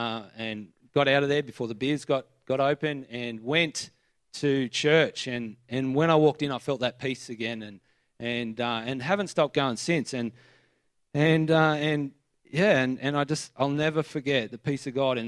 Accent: New South Wales, Australia; I was brought up in Spring, like in this area. I went to Gosford Primary, Henry Kendall

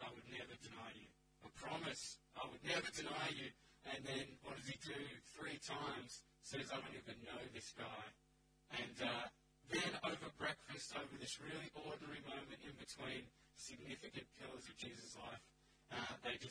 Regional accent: Canberra, Australian Capital Territory, Australia; moved away as an adult; now in Central Coast, Australia; I grew up, born and raised in Canberra

